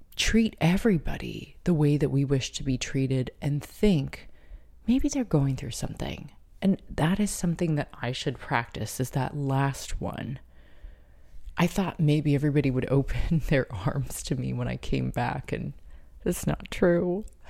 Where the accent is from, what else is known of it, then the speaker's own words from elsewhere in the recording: San Diego, California, United States; moved away as an adult; now in Brooklyn, United States; although California will always be home, and Carlsbad and San Diego will always be my hometown